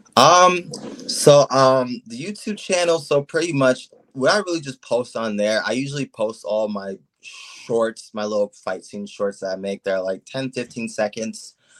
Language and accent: English; Copley, Ohio, United States; I'm from Copley, Ohio